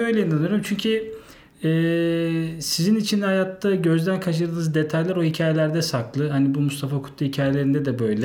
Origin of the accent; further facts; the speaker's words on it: Yalova, Turkey; moved away as an adult; now in Istanbul, Turkey; Yalova'da doğdum. E, orada doğup büyüdüm.